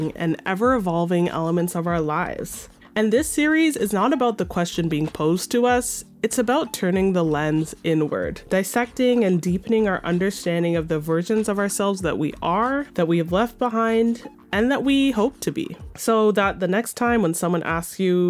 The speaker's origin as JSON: {"language": "English", "country": "Canada", "tie": "born or raised there", "said": "As someone of Jamaican heritage, born and raised in Canada"}